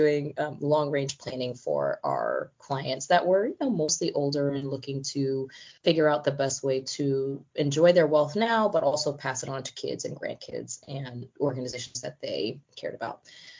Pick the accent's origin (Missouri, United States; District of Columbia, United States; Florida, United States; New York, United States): New York, United States; New York City; I'm a first-gen American, daughter of immigrants. I grew up in New York City, humble means